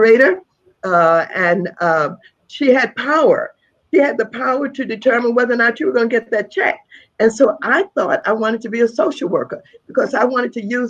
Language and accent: English; St. Louis, Missouri, United States; I'm from St. Louis, Missouri.